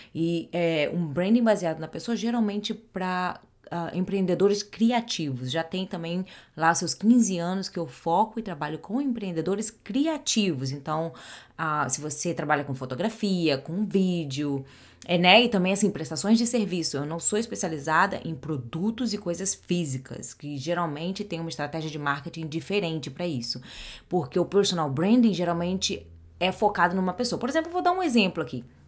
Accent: Rio de Janeiro, Brazil; first language Portuguese; moved away as an adult; now in New Jersey, United States; Eu sou carioca do Rio de Janeiro, mas já vai fazer 20 anos que eu moro fora do Brasil

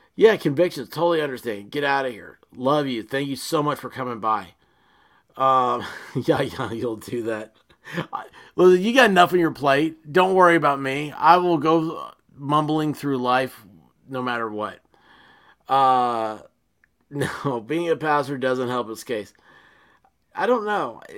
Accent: United States; as an American

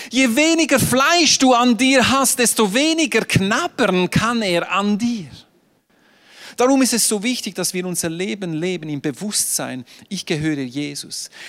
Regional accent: Switzerland; Ich bin Schweizer, ich bin neutral.

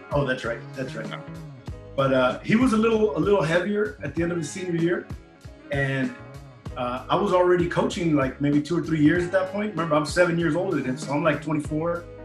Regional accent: Bell Gardens, California, United States; also born or lived in Charter Oak, California; I grew up in the city of Bell Gardens, uh, which they're neighboring uh, little towns in Southeast

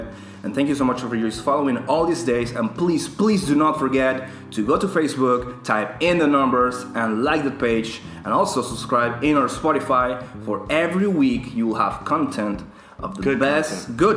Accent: Panama; now in London, United Kingdom; I'm from Panama.

